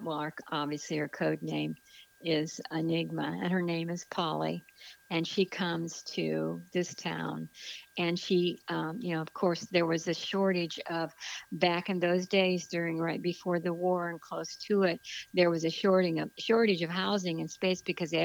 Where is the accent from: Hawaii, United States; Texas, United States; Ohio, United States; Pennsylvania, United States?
Ohio, United States; Barberton; moved away; my hometown in Barberton in Akron, Ohio.